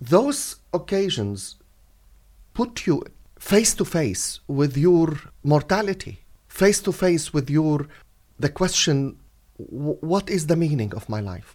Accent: Latakia, Latakia Governorate, Syria; also born or lived in Beirut, Lebanon; now in United Kingdom; the Presbyterian Church in my hometown in Syria, Latakia, which is a seaport on the Mediterranean Sea

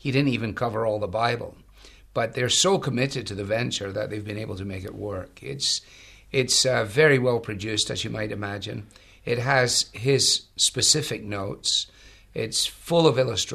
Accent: Glasgow, Scotland, United Kingdom; now in United States; I was brought up really in Glasgow in a large interdenominational mission center

